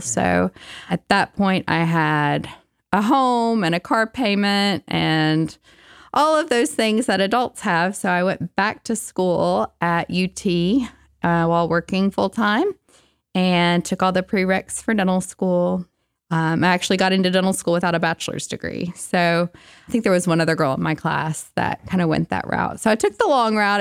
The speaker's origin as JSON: {"language": "English", "town": "Kingston", "region": "Tennessee", "country": "United States", "tie": "born or raised there", "also_born_or_lived": "Knoxville, Tennessee", "said": "I grew up in Kingston, Tennessee, so not too far down the road."}